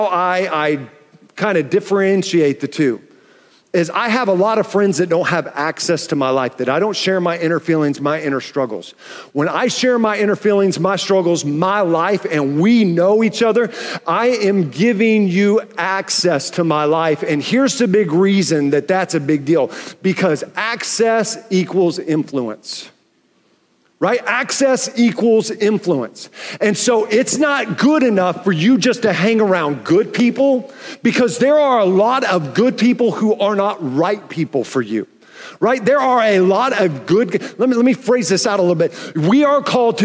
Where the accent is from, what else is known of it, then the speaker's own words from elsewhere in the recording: Oklahoma City, Oklahoma, United States; also born or lived in Tulsa; When I was going into fourth grade and my sister was going into seventh grade, I realized how big this deal was, because my dad got transferred and we moved from Tulsa to Oklahoma City